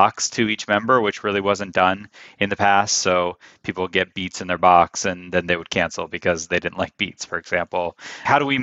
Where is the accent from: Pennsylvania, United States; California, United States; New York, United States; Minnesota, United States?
Pennsylvania, United States; Greene County; I grew up in Greene County, which is about 70 miles south of Pittsburgh on the West Virginia border. It's like the most extreme southwest county in Pennsylvania